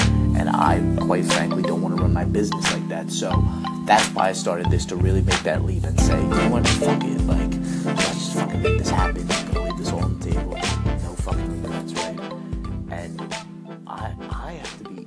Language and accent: English; East Islip, New York, United States; also born or lived in Brentwood, New York; Born and raised in East Islip.